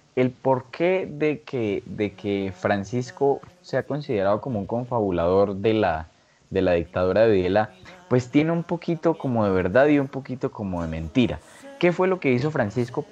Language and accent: Spanish; Colombia